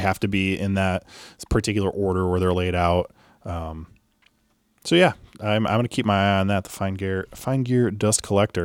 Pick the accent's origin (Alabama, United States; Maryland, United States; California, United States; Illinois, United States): Illinois, United States; Chicago; growing up in Chicago